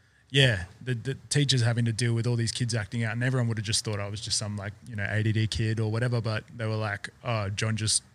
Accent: Perth, Western Australia, Australia; I was born in Balga

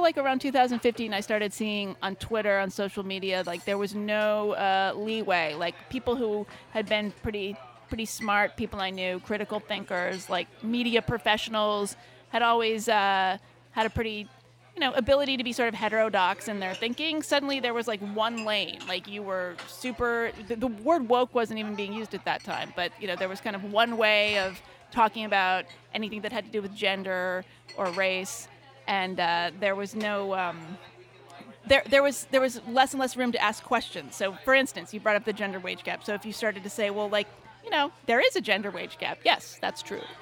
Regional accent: California, United States; I'm from California

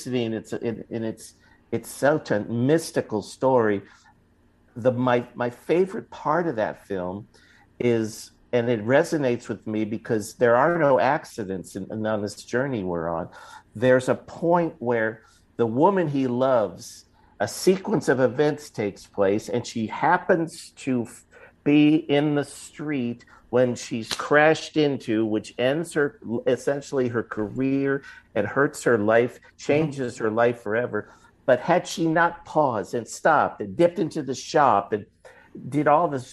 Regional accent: Los Angeles, California, United States; now in Las Vegas, United States; a storied old theater on Wilshire and Western in Los Angeles, my hometown

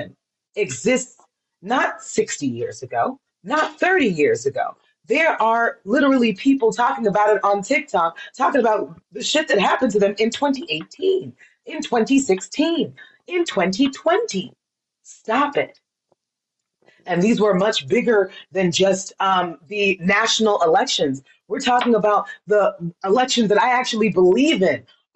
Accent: Miami, Florida, United States; I was born in Miami

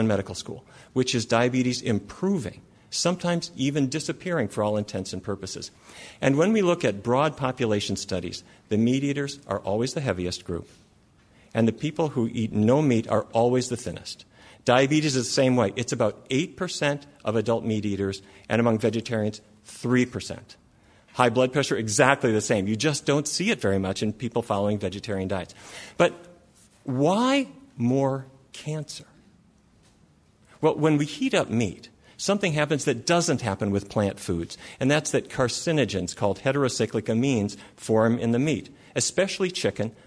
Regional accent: Fargo, North Dakota, United States; I grew up in Fargo, North Dakota, and I come from a long line of cattle ranchers

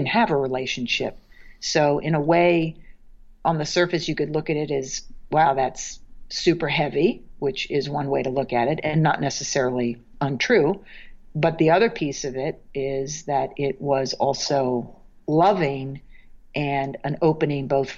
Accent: Maryland, United States; now in New York, United States; I'm from Maryland

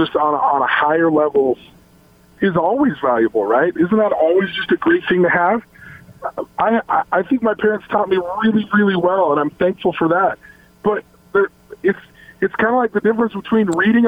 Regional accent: Logan, Utah, United States; moved away as an adult; also born or lived in Salt Lake City, Utah; I came from Logan, Utah, till I lived there till I was 14, and then in Salt Lake from the age of 15 to 18

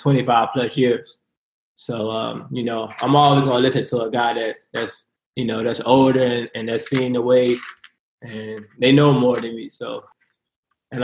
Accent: Richmond, Virginia, United States; I'm from Richmond, Virginia. I grew up in Richmond, Virginia.

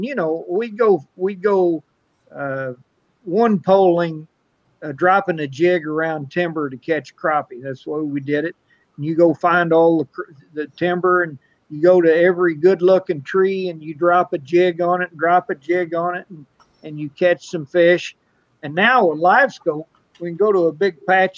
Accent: Bootheel, Missouri, United States; I'm from the Boot Hill. Everything we eat's fried

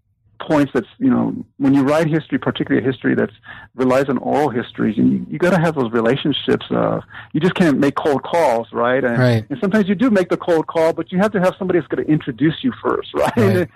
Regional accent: Oxnard, California, United States; I'm from Oxnard, I'm from Ventura County, and I still live in Ventura County.

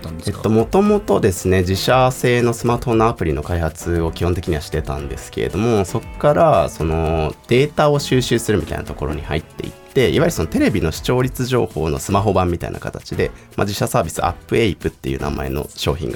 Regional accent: Niigata, Japan; moved away; also born or lived in Tokyo; 僕も3年前に地元新潟に U ターンした

